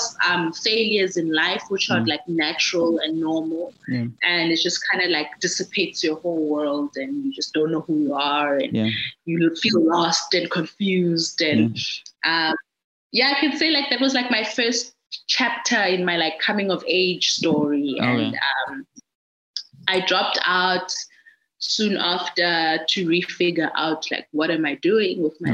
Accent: Gqeberha, Eastern Cape, South Africa; art and design school here in PE, my hometown

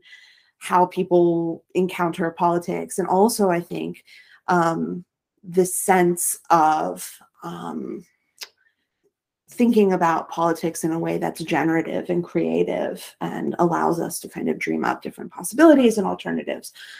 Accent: Rust Belt, United States; I'm from the Rust Belt

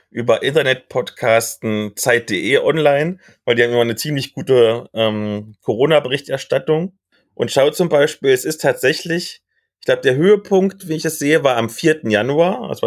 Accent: Saxony-Anhalt, Germany; ich komme ja aus dem Kreis Mansfeld-Südharz, der ja quasi an Halle angrenzt.

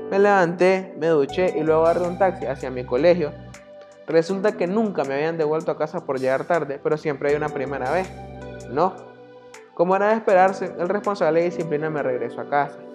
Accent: Nicaragua; soy de Nicaragua, tengo la edad de 20 años

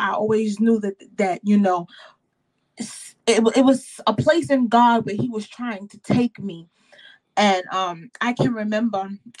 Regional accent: New York City, New York, United States; also born or lived in Manhattan, New York; So I was raised in Queens, born in Manhattan. I was raised in a congregational denomination.

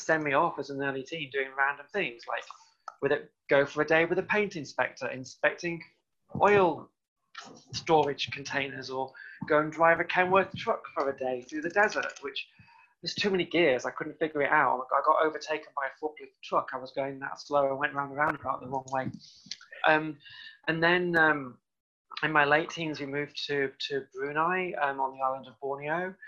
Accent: South Cheshire, North West England, United Kingdom; moved away; also born or lived in Llandudno, North Wales; I'm originally from Cheshire, South Cheshire in the UK. I went to school around there. Then I also went to school in North Wales. So partly grew up in North Wales, Llandudno

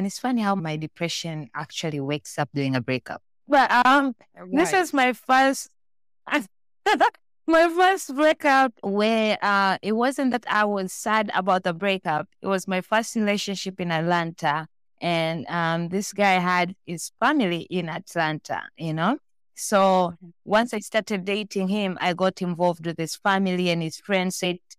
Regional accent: Tanzania; born there; moved away; also born or lived in Malaysia; I was born in Tanzania, that's in East Africa, but I was raised around the world. I moved around and lived in different countries.

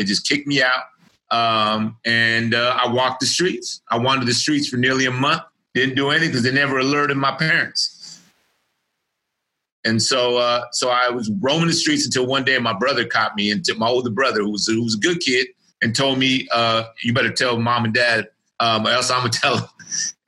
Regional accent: Richmond, California, United States; I was born and raised in Richmond, California.

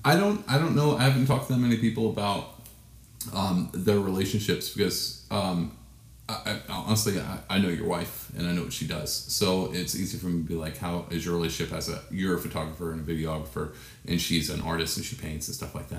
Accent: Texas, United States; I'm from Texas

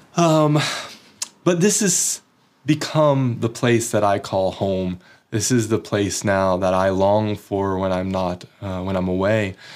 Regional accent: United States; moved away as an adult; now in Oslo, Norway; I was never ostracized in my workplace or in society for being American

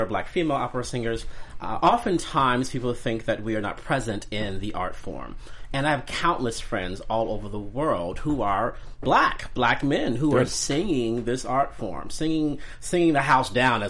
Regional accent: Chicago, Illinois, United States; So I'm from Chicago

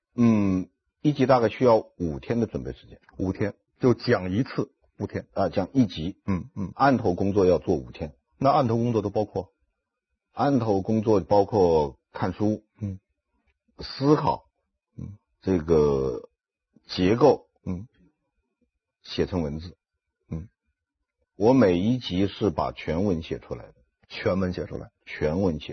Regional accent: Wuhan, Hubei, China; moved away as an adult; also born or lived in Changsha, Hunan / Xinjiang; 我的父亲，母亲都是湖南人，我嗯。出生在湖南长沙湘雅医院嗯。因此无论从祖籍还是从出生地嗯。，我是地地道道的湖南人嗯。但是六岁我就随父母到了这个武汉嗯。，在武汉度过了中小学时期，然后高中毕业以后就到新疆去了

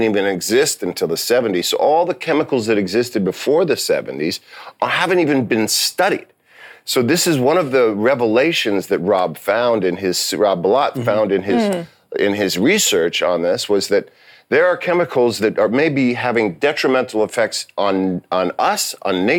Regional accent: New York City, New York, United States; I grew up in New York City

